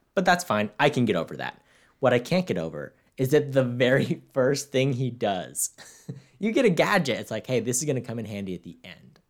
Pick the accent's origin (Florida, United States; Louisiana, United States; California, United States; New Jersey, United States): California, United States; Victorville; I'm from Victorville